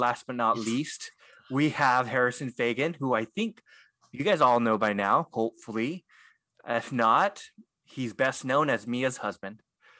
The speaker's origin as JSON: {"language": "English", "country": "Philippines", "said": "I'm glad I did. I would have failed as a Filipino if I."}